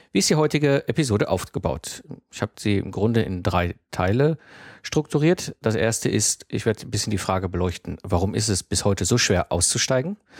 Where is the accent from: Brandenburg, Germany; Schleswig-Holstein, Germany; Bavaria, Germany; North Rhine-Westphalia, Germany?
North Rhine-Westphalia, Germany; Herdecke; 1974 geboren worden und aufgewachsen in Herdecke. Das ist ein kleiner Ort direkt in der Nähe von Dortmund.